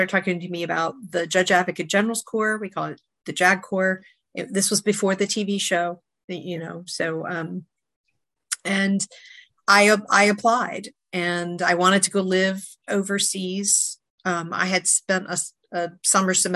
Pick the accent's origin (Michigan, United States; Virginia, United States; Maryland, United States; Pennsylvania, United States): Maryland, United States; I grew up in Maryland, outside of about 20 minutes outside of DC